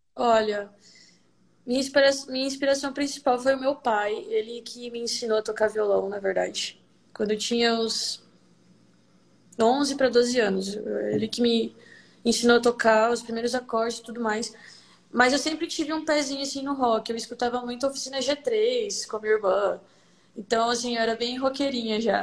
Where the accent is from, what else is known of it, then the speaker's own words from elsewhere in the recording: Vilhena, Rondônia, Brazil; sou nascida aqui em Vilhena, Rondônia